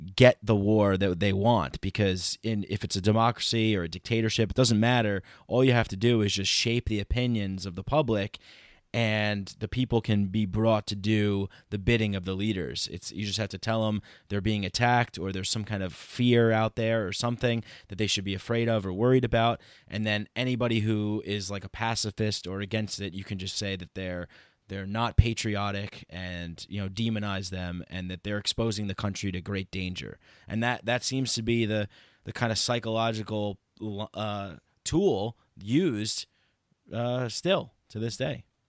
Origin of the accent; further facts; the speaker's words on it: United States; I'm an American